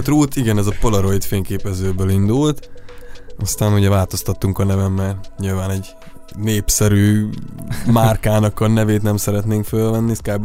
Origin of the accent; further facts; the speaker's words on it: Szabolcs-Szatmár-Bereg, Hungary; moved away; az egész családban mulató zenészek vannak, de nálunk ott vidéken Szabolcsban ez nagyon, nagyon, nagyon menő cucc